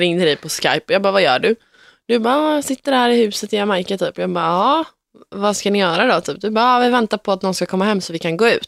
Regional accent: Sweden; now in Gothenburg, Sweden; hemma i Sverige

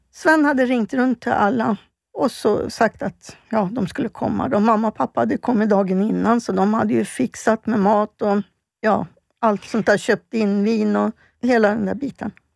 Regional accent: Stockholm, Stockholm County, Sweden; also born or lived in Falun; jag är född och uppväxt i Stockholm bodde ute i Hässelby

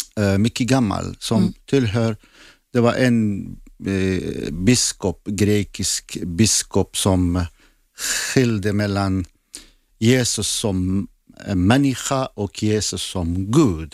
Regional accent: Zakho, Kurdistan Region, Iraq; first language Assyrian; Swedish is a second language; moved away as an adult; also born or lived in Baghdad; now in Sweden; Och jag är från Irak. Jag är född i norra Irak, Zaho som är gränsen till Turkiet

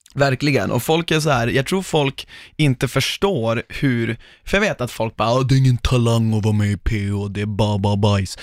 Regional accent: Norrland, Sweden; accent: norrländska; när jag pratar norrländska.

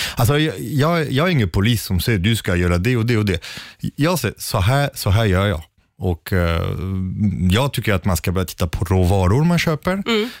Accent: Sweden; som svensk

